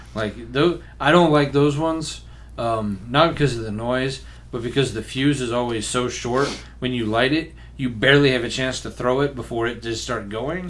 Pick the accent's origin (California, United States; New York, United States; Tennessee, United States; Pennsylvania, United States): Tennessee, United States; Memphis; when I was growing up in Memphis, most fireworks were just straight up illegal